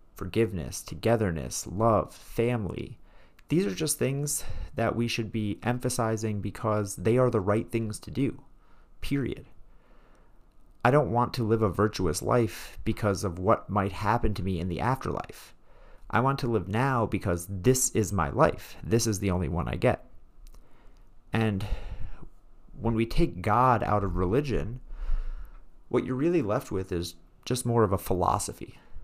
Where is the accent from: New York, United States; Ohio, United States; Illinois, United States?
New York, United States; New York City; I was raised in Brooklyn, New York, as a very reformed Jew